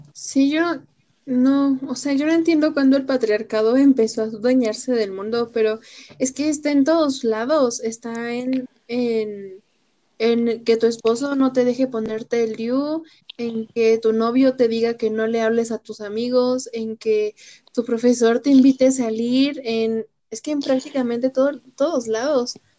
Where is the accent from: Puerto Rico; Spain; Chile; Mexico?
Mexico; somos mexicanas